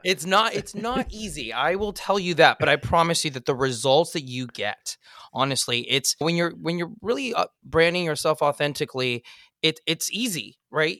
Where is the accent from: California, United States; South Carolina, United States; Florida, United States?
California, United States; Los Angeles; As a kid, I, I grew up in Eagle Rock, California.